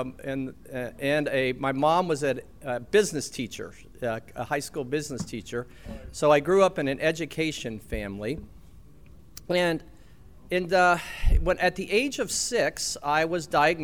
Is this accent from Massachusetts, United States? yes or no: no; Florida, United States; also born or lived in Athens, Tennessee; growing up in Florida